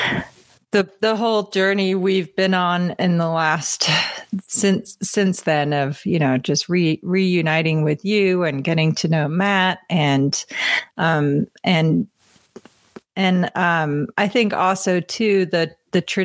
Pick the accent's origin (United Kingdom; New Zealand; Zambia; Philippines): United Kingdom; England; now in Colorado, United States; I'm from England